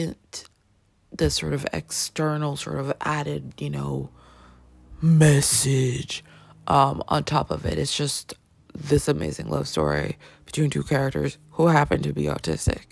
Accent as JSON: {"language": "English", "country": "Canada", "tie": "born or raised there", "said": "I grew up in Canada, my grandmother was in Colombia"}